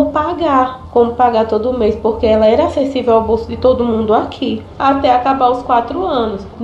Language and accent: Portuguese; Novo Lino, Alagoas, Brazil; sou do município de Novo Lino, Alagoas.